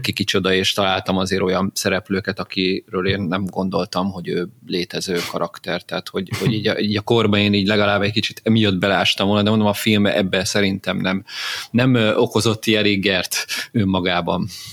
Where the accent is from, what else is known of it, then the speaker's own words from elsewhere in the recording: Hungary; én ugye ilyen vidéki gyerek vagyok, és időnként így fellátogattam Pestre